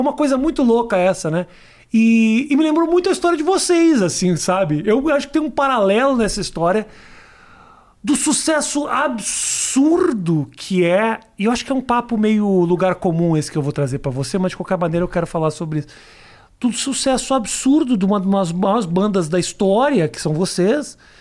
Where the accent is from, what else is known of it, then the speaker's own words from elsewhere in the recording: Brazil; also born or lived in United States; eu sou um grande comediante brasileiro